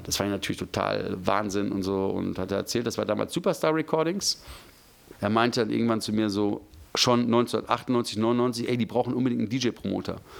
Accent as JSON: {"language": "German", "town": "Gevelsberg", "region": "North Rhine-Westphalia", "country": "Germany", "tie": "born or raised there", "also_born_or_lived": "Hagen", "moved": "as an adult", "lives_now": "Frankfurt, Germany", "said": "ich bin in, vor 45 Jahren in Hagen geboren äh, worden, bin aber in Gevelsberg aufgewachsen."}